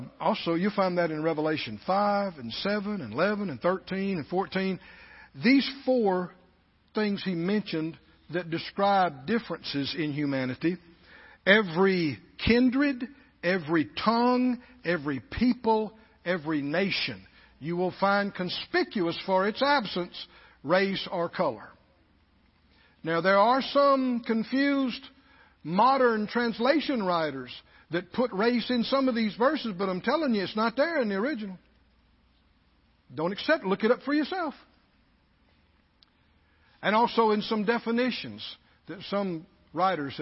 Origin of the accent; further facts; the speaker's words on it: the South, United States; we were in the bigger group of Southerners.